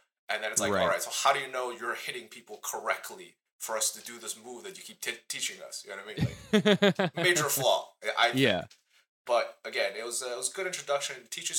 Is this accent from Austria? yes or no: no; China; born there; moved away; also born or lived in New Zealand / Australia; I lived in New Zealand for a bit. I lived in Australia for a bit. I was born in China, then eventually I made my way here.